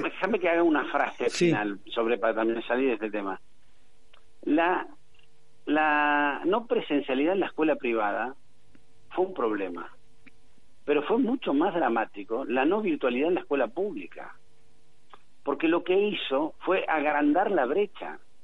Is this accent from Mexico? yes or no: no; San Miguel, Buenos Aires Province, Argentina; soy de San Miguel, nací en San Miguel, vuelvo a San Miguel todos los días de mi vida